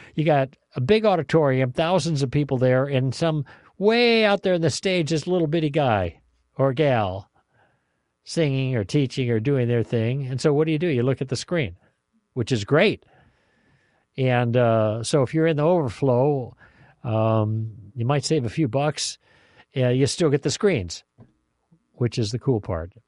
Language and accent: English; Chicago, Illinois, United States; now in Southern California, United States; when I grew up in Chicago